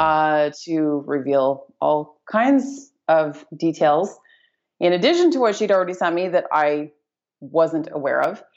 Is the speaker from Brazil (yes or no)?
no; Canada; moved away as an adult; now in Bali, Indonesia; born and raised Canadian. I've lived in Canada my whole life